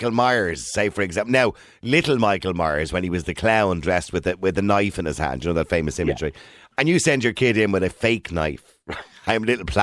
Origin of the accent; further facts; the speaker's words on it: Poland; now in Ireland; So no, I'm from Poland.